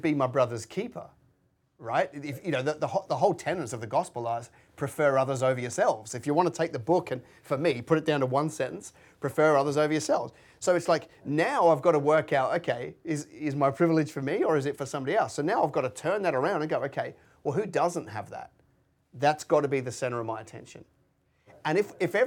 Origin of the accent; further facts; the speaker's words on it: United Kingdom; moved away as an adult; now in Australia; I was born in just outside London, right, as a white man